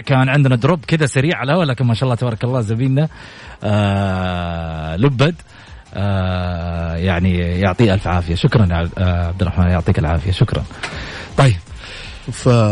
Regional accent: Saudi Arabia; كسعوديين وسعوديات

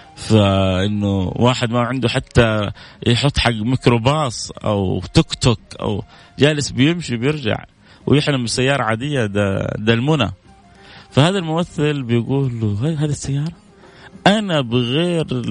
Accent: Saudi Arabia; عندنا في السعودية

